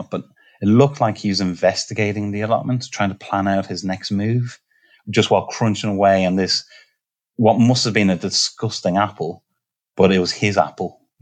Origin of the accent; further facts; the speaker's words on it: Ireland; now in Nottingham, United Kingdom; I'm Irish